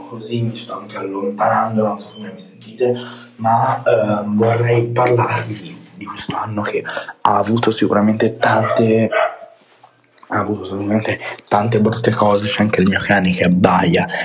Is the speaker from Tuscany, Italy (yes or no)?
yes; Tuscany, Italy; accent: Tuscan; sometimes Roman; sono toscano, ogni tanto mi parte l'accento anche romanesco